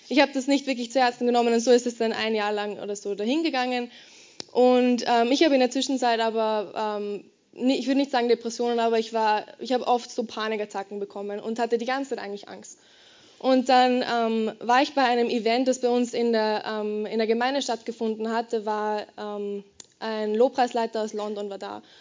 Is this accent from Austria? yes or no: yes; Garden, Lower Austria, Austria; Ich bin in Garden ähm, aufgewachsen, das kennst du ziemlich sicher nicht. Das ist ein ziemlich kleines Dorf in ähm, Niederösterreich.